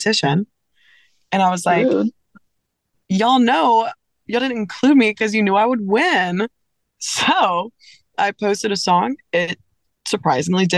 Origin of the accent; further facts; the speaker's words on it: South Louisiana, United States; I grew up in South Louisiana.